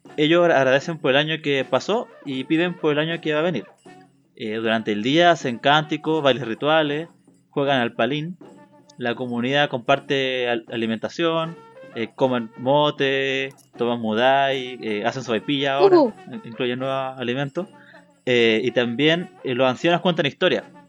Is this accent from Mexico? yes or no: no; Chile; es parte de la cultura y la historia de nuestro país